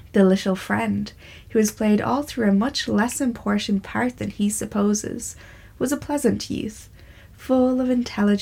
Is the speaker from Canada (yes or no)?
no; Ireland; I'm an Irish writer and artist.